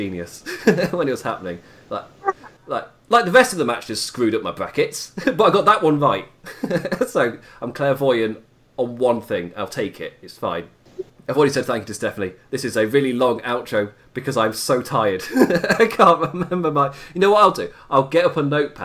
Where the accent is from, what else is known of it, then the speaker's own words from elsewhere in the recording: England, United Kingdom; as an Englishman